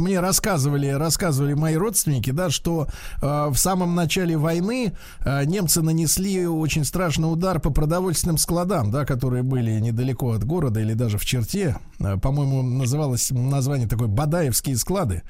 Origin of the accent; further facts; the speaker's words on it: Saint Petersburg, Russia; о моем родном городе